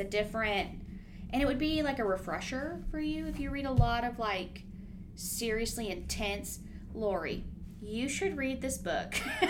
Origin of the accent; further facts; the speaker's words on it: United States; we're American.